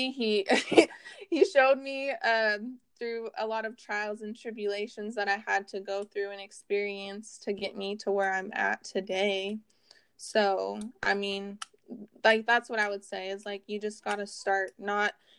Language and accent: English; Oregon coast, United States; now in Vancouver, United States; I was born on the Oregon coast. I currently reside in Vancouver, Washington